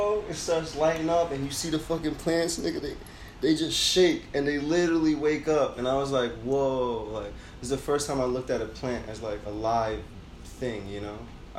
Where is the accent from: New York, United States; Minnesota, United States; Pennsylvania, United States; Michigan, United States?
New York, United States; moved away as an adult; now in California, United States; I'm a New Yorker through and through